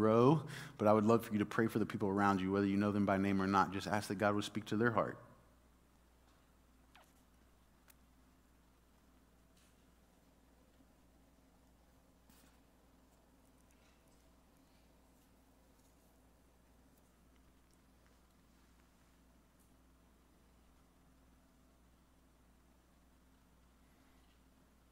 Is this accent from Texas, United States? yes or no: yes; Dallas, Texas, United States; I grew up in Dallas